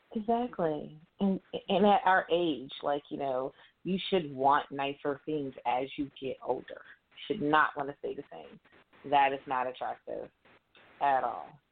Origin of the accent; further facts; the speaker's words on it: Atlanta, Georgia, United States; I'm from Atlanta